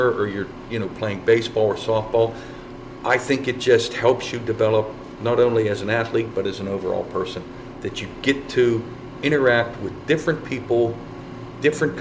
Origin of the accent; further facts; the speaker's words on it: East Coast, United States; now in Colorado, United States; I'm from the East Coast